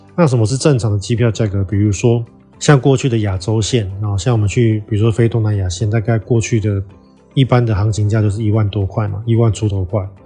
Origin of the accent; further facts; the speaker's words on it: Taiwan; moved away; also born or lived in Southeast Asia / United States; 那我们台湾人可以去吗？